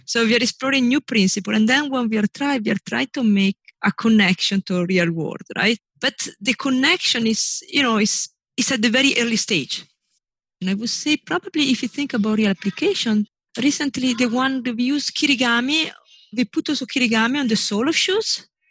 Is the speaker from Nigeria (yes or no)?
no; northern Italy, Italy; moved away as an adult; I was born in Italy. I was raised in Italy. I grew up in Italy.